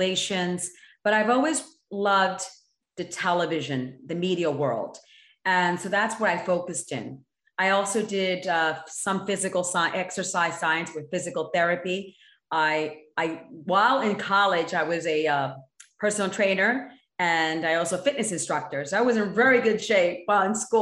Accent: Monmouth County, New Jersey, United States; I grew up in New Jersey in Monmouth County, New Jersey, which is about an hour 15 minutes from New York City

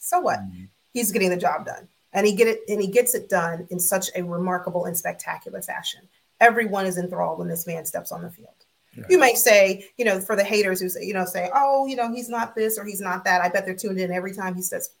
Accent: Florida, United States; I'm from Florida

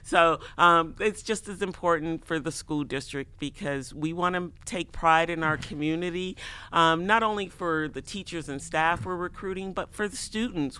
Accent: Chicago, Illinois, United States; moved away as an adult; now in Iowa City, United States; I grew up in Chicago, none of us really had cars

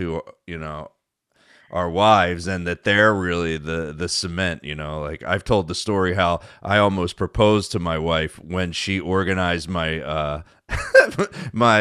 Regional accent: near Philadelphia, Pennsylvania, United States; I grew up near Philadelphia

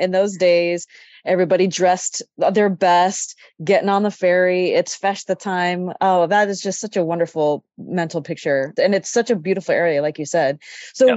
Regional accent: Sacramento, California, United States; I grew up in Sacramento

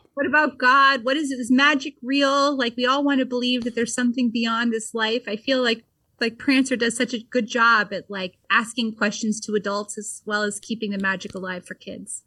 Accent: Vermont, United States; born or raised there

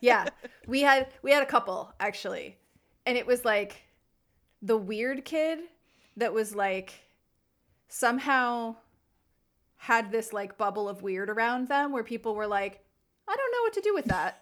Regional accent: New Jersey, United States; we're from New Jersey

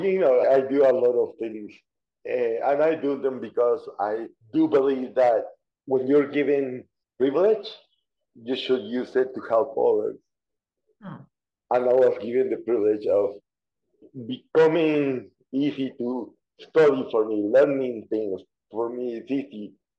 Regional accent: Guatemala; born there; So yes, I was born in Guatemala.

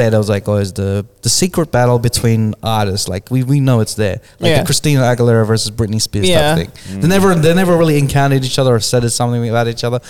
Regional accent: Philippines; I did, this is interesting to me because, like, we're Filipino and.

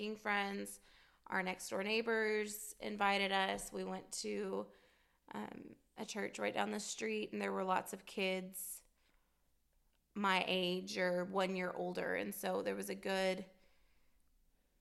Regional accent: Fort Worth, Texas, United States; We lived in the Metroplex, Fort Worth, Dallas area, and I don't ever remember a time that we did not go to church

